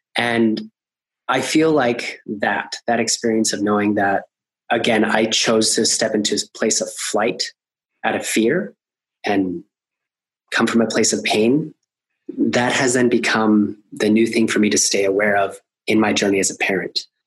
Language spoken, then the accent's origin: English; Alaska, United States; also born or lived in Colombia; we immigrated from Colombia. We moved up to Alaska, which in the 80s, it was basically the bottom of the recession